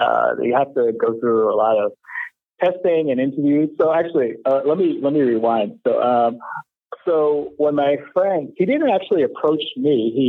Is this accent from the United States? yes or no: yes; New York City, New York, United States; so I'm a native New Yorker, born and raised in Brooklyn.